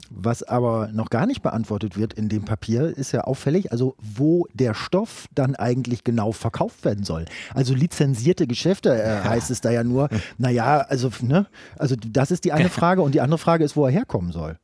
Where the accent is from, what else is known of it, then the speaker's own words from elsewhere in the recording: Brandenburg, Germany; bei uns in Brandenburg, wo viel Platz ist